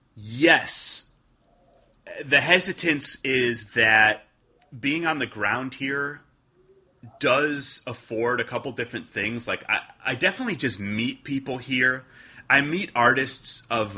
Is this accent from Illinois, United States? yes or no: yes; Chicago, Illinois, United States; moved away as an adult; also born or lived in Wales; now in New York, United States; I grew up in Chicago, you know, so I, I mean, that's still my city